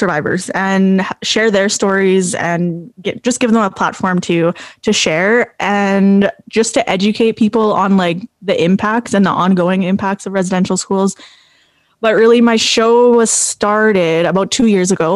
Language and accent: English; La Ronge, Saskatchewan, Canada; moved away as an adult; now in Saskatoon, Canada; I'm from Lac La Ronge Indian Band. I grew up in Lac La Ronge, which is in Treaty 6 territory, but it's quite far north